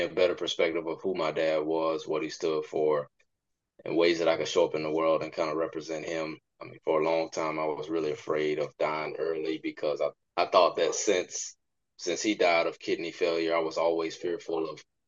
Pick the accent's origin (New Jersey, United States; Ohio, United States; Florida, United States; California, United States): Florida, United States; West Park; also born or lived in Hollywood, Florida; I grew up in Hollywood, Florida. I was actually born in Hollywood. And I actually grew up in a small town called West Park, Florida, also known as Carver Ranches.